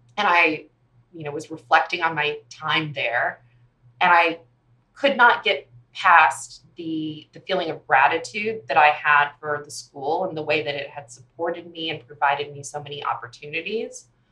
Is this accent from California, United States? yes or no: yes; Palos Verdes, California, United States; moved away as an adult; now in Dallas, United States; I grew up in Los Angeles, California, uh, in a little sleepy town called Palos Verdes